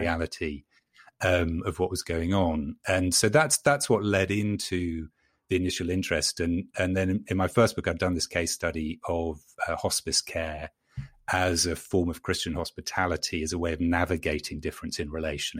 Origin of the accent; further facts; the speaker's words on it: London, United Kingdom; moved away as an adult; now in North Carolina, United States; I'm a Londoner born and bred